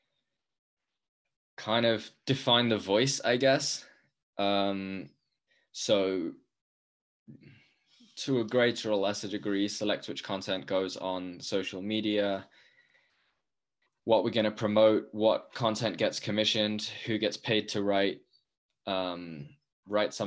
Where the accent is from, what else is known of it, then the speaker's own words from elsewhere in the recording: London, United Kingdom; I grew up skateboarding in London and only skiing on family holidays until I was 19.